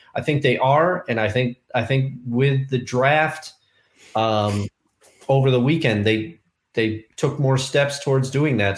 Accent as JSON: {"language": "English", "town": "Albany", "region": "New York", "country": "United States", "tie": "born or raised there", "said": "my hometown"}